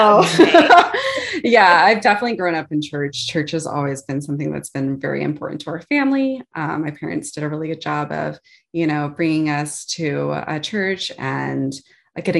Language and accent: English; Virginia, United States; also born or lived in Texas; I grew up mostly in the Virginia area, but prior to that, moved around a little bit from Texas. Roots are in Texas. But with my dad's job, we moved to a few different places